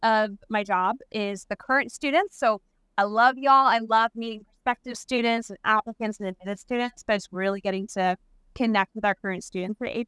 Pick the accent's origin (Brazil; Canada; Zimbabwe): Canada; moved away; I'm Canadian